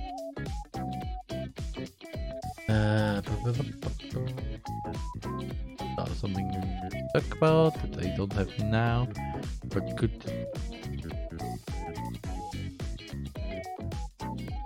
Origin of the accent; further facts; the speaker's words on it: Austria; first language German; English is a second language; I'm from Austria. In Austria, our native language is German